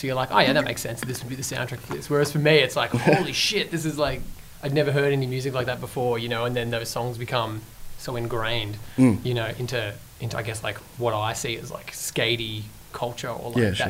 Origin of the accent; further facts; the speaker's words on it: Geelong, Victoria, Australia; everyone who lived in a small town, like, I'm from Geelong